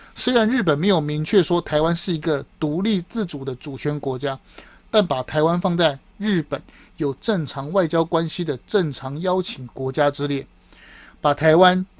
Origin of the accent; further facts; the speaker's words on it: Taiwan; 我们台湾人